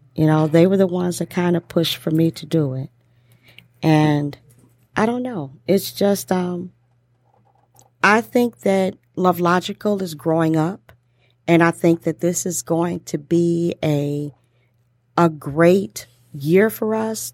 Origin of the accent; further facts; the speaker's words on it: Detroit, Michigan, United States; accent: Detroit; my Detroit accent